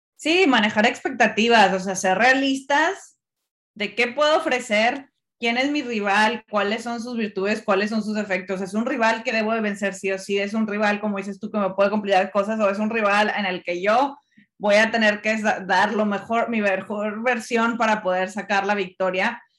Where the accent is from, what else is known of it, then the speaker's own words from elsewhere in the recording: Monterrey, Nuevo León, Mexico; yo siendo regia, pues me da mucho orgullo. Claro que me da orgullo. Me encanta que mi ciudad esté siendo un centro para el fútbol femenil